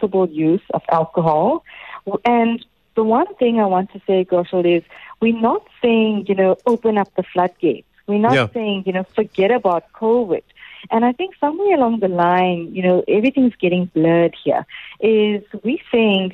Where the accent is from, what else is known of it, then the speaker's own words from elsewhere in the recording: South Africa; as South Africans, we have a strong beer culture